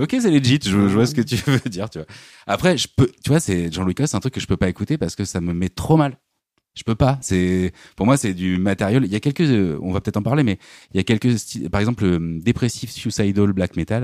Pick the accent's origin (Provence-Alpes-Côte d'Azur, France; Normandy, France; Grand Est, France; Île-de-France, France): Normandy, France; j'ai grandi en Normandie au milieu des champs